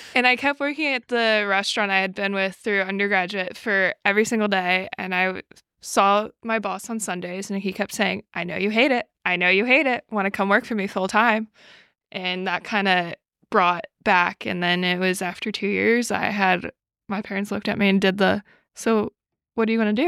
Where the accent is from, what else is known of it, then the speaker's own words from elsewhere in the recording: New York City, New York, United States; moved away as an adult; also born or lived in Buffalo, New York; I grew up in New York City, and I lived in Buffalo